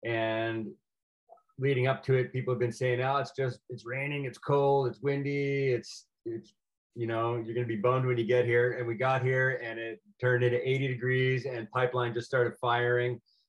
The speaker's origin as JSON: {"language": "English", "region": "Rhode Island", "country": "United States", "tie": "born or raised there", "said": "So I grew up in a pretty traditional East Coast family, Catholic, Republican, you know, of the kind of old mindset."}